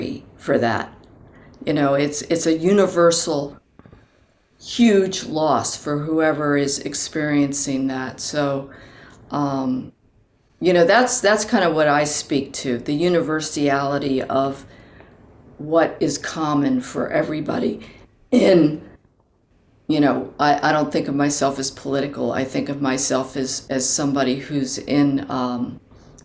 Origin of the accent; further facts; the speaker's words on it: Baltimore, Maryland, United States; I grew up in Baltimore, Maryland